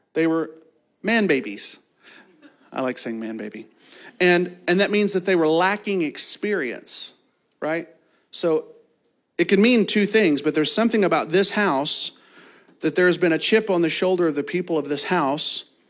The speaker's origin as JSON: {"language": "English", "region": "Kentucky", "country": "United States", "said": "I'm from Kentucky and have a fourth grade education"}